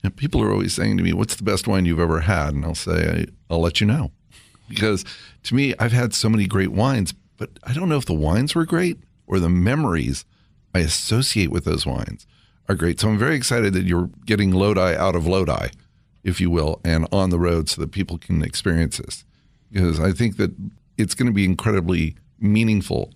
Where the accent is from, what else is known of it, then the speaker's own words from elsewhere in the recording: California, United States; I grew up in California